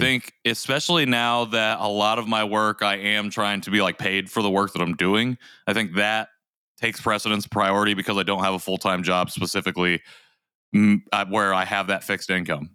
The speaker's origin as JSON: {"language": "English", "country": "United States", "also_born_or_lived": "South Korea", "said": "Korean American adoptees."}